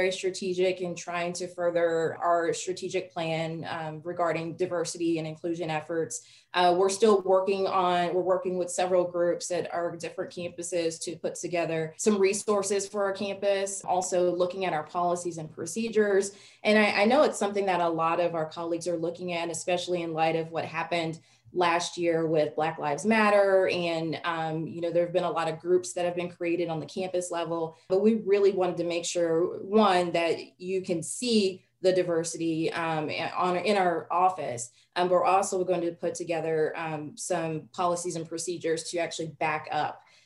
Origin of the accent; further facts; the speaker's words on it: Dallas, Texas, United States; I grew up in Dallas